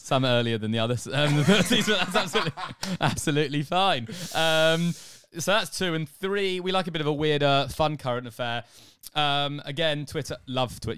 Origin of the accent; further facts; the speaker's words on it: England, United Kingdom; moved away as an adult; now in Australia; I'm an Englishman, if you didn't get it from the voice, um, who's living in Australia